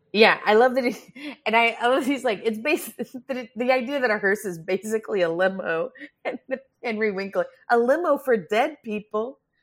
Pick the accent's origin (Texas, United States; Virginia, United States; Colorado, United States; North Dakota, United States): Texas, United States; Grand Prairie; I'm from Grand Prairie, Texas